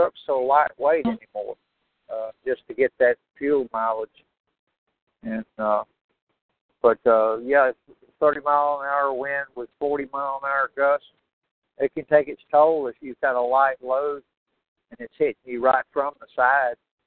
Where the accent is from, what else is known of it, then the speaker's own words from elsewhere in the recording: Houston, Texas, United States; I grew up in Houston